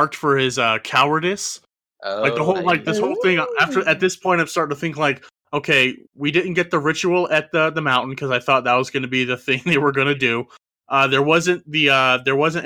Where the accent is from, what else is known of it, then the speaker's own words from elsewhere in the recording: United States; I'm from the real United States where we have forests and stuff